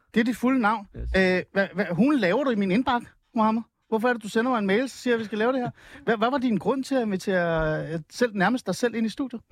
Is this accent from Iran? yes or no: yes; Iran; now in Denmark; Jeg er oprindelig fra Iran